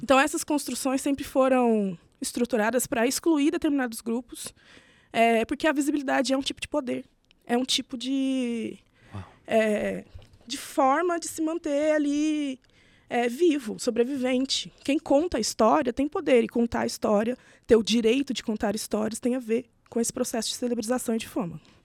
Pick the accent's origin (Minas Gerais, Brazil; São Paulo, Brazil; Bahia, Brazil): Minas Gerais, Brazil; Itajubá; Eu sou do sul de Minas, hum. é ali pela região de Itajubá, que é de onde eu venho